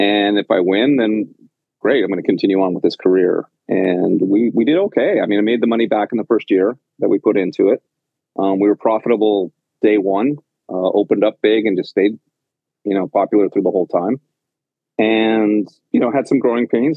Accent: Penticton, British Columbia, Canada; moved away as an adult; also born or lived in Victoria / Vancouver / Los Angeles / Cartagena; now in New York City, United States; I am born and raised in Penticton in British Columbia and uh, spent up until the end of high school there

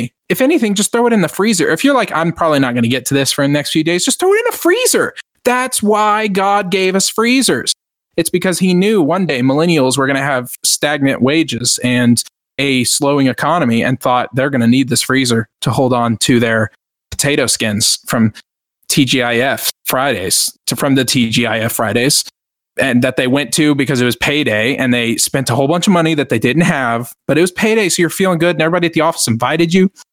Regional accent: Lone Star, Texas, United States; I'm the Lone Star millennial

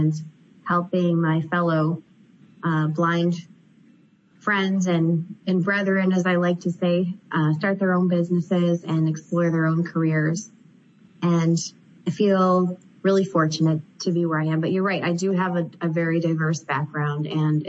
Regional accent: Joliet, Illinois, United States; I grew up in Joliet, Illinois, which is about 40 miles southwest of Chicago.

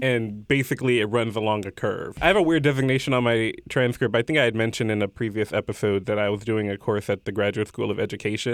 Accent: Houston, Texas, United States; moved away as an adult; I went back home to Houston

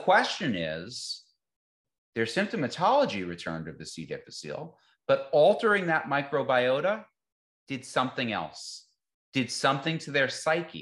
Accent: the North, United States; moved away; I'm from the North

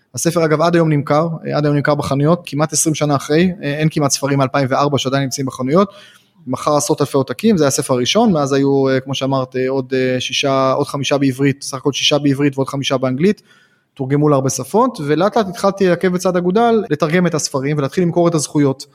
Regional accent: Haifa, Haifa District, Israel; כשהייתי ילד בן 6-7 אז הייתי חיפאי

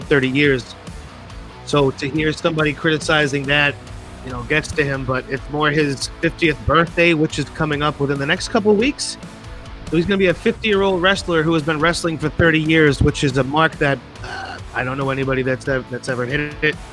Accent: Worcester, Massachusetts, United States; I'm from Worcester.

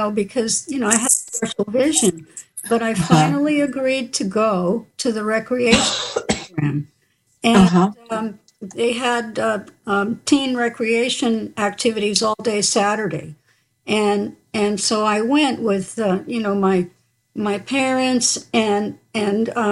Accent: New York City, New York, United States; We were from a, you know, South Bronx

